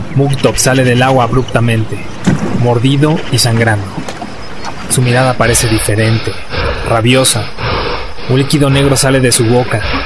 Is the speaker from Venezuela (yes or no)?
no; Mexico; revalorarnos como mexicanos